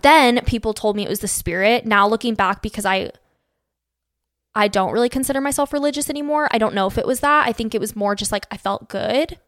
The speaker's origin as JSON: {"language": "English", "town": "Phoenix", "region": "Arizona", "country": "United States", "tie": "born or raised there", "moved": "as an adult", "lives_now": "Utah, United States", "said": "I was born and raised in Phoenix, Arizona, lived there from till I was eighteen"}